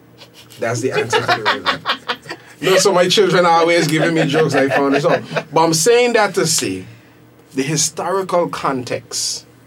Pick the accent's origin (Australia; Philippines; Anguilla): Anguilla; I was born in the Cottage Hospital several years later.